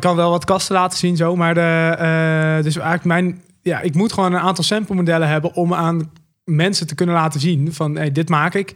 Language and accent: Dutch; Drenthe, Netherlands; now in Delft, Netherlands; Ik kom uit Drenthe oorspronkelijk